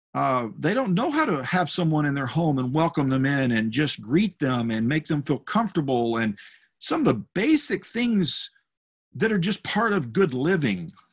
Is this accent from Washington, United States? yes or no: no; North Texas, United States; the church I grew up in in North Texas. It was a small rural church in a small town